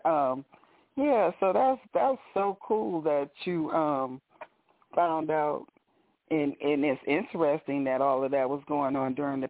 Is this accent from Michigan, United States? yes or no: yes; Flint, Michigan, United States; also born or lived in Detroit suburbs, Michigan; I'm actually from, I'm a Flintstone. I'm from Flint, Michigan.